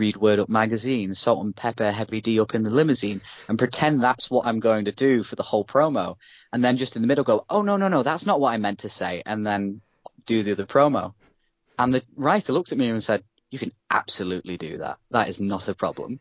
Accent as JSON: {"language": "English", "country": "United Kingdom", "said": "being a British person"}